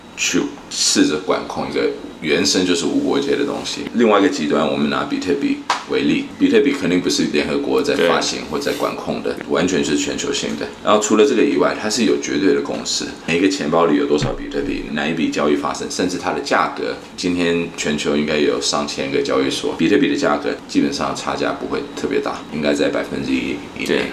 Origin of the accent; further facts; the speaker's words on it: California, United States; moved away as an adult; also born or lived in South Korea / Shanghai, China; now in Taiwan; 我出生在台湾，然后两岁就跟我父母到美国，在加州长大，受教育，然后工作，所以在加州待了将近三四年